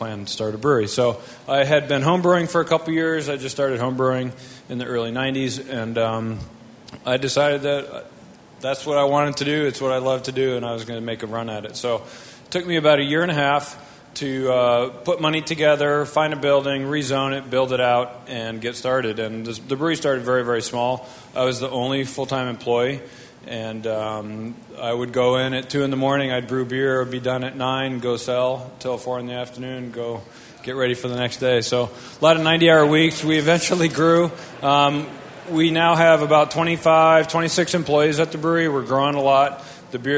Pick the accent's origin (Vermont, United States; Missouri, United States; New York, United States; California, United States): Vermont, United States; moved away as an adult; also born or lived in Colorado; I grew up in Vermont and went to school in Colorado.